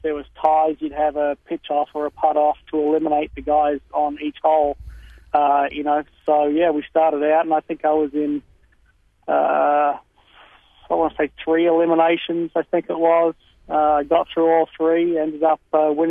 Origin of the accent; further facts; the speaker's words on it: Brisbane, Queensland, Australia; moved away as an adult; also born or lived in Texas, United States; now in United States; I was born and raised in Brisbane, lived over there in Australia until about 1997